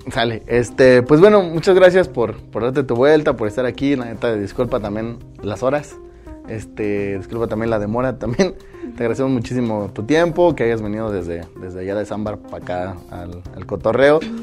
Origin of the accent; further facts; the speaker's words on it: Oaxaca, Mexico; como paisanos, como oaxaqueños